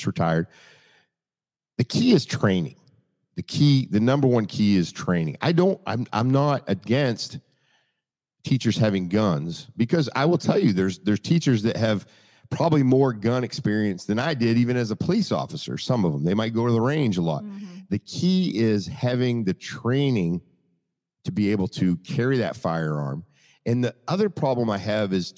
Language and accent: English; Maine, United States; when I grew up, I'm from Maine